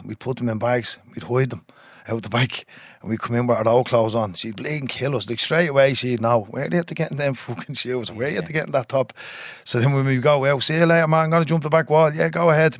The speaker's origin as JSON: {"language": "English", "town": "Dublin", "region": "Leinster", "country": "Ireland", "tie": "born or raised there", "said": "I was born in James's Hospital. Um, lived in a tenement house"}